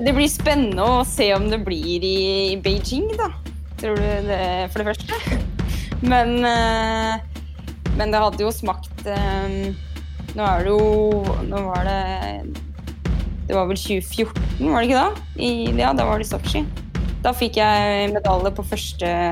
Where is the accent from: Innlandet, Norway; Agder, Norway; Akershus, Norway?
Akershus, Norway; Ytre Enebakk; Jeg er jo fra Ytre Enebakk, så vi hadde noen fast fast vei innover Enebakk